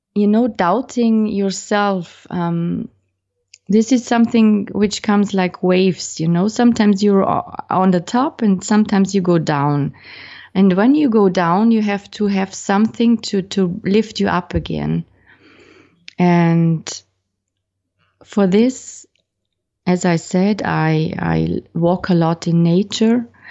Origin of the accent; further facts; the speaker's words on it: Austria; teaching uh, in Austria in my home country